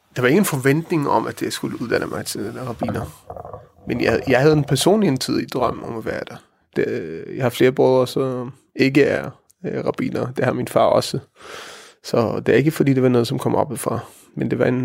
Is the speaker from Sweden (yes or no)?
no; Israel; Danish is a second language; moved away as an adult; also born or lived in Norway; now in Denmark; jeg er opvokset i Israel